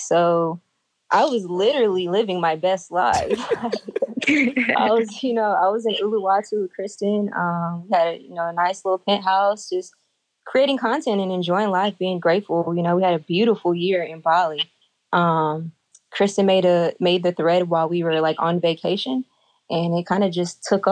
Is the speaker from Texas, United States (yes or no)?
yes; Houston, Texas, United States; I'm from Houston